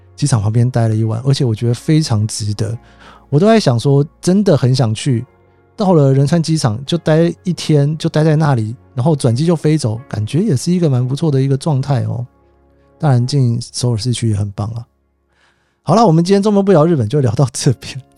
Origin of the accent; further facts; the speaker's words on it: Taipei, Taiwan; moved away as an adult; also born or lived in Japan / United States; 我台北人嘛，那家里面比较忙，常常就是一个人在家里面，然后自己去图书馆啊什么的